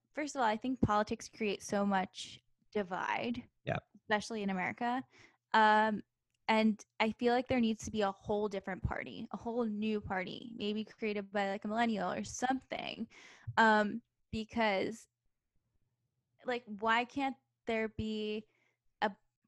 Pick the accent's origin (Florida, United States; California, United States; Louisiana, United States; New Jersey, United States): New Jersey, United States; moved away; the town I grew up in New Jersey was actually very conservative.